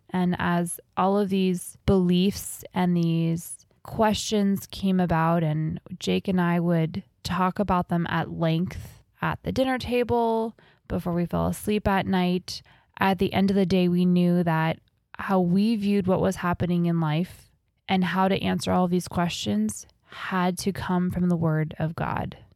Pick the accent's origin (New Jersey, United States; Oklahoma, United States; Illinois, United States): New Jersey, United States; So I grew up in New Jersey.